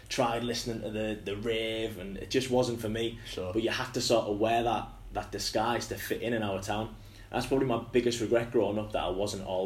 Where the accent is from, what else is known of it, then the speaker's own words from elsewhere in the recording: Hartlepool, North East England, United Kingdom; So yeah, like growing up in Hartlepool's a bit rough.